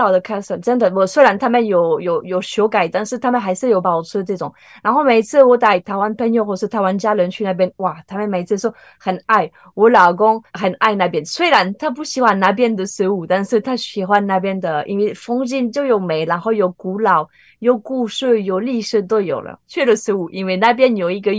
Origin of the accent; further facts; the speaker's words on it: France; Chinese is a second language; 大部分台湾人不能接受咸的豆子，都是甜，对不对？红豆、绿豆。可是我们法国人，应该土耳其也有。